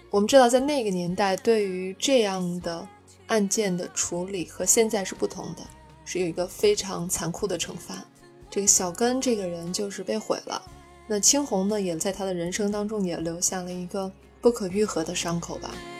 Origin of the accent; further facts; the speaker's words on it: China; 作为中国人